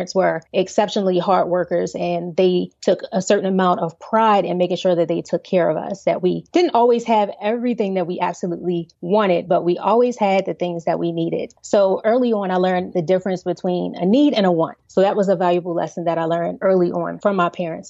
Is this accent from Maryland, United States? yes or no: yes; Baltimore, Maryland, United States; I grew up in Baltimore, Maryland, Baltimore City